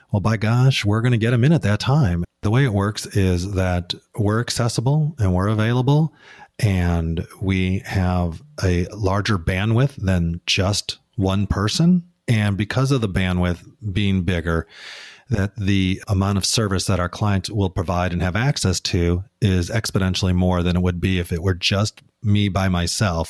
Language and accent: English; Midwest, United States; now in Portland, United States; we grew up in the Midwest